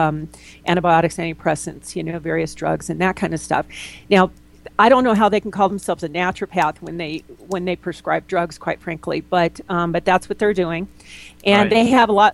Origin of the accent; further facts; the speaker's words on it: Los Angeles, California, United States; moved away as an adult; now in Durango, United States; I'm from Los Angeles originally, and I was in the film business at the time.